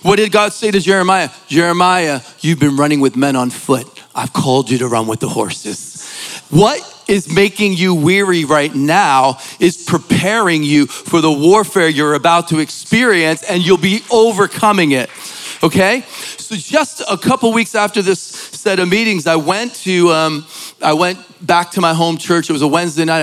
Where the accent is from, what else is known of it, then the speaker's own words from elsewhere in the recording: Philadelphia, Pennsylvania, United States; I'm from Philly